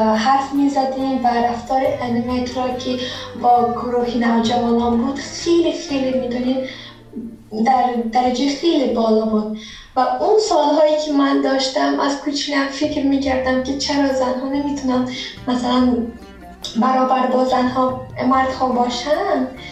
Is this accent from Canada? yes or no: no; Tajikistan; now in Georgia; در تاجیکستان به دنیا آمدم هم با آیلم در گرجستان داریم زندگی میکنیم